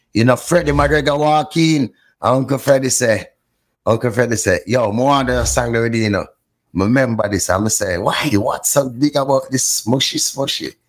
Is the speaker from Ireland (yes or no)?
no; Port Antonio, Portland, Jamaica; also born or lived in Kingston, Jamaica; I grew up in Port Antonio, Jamaica, and then in Kingston, Jamaica for the older years of my life.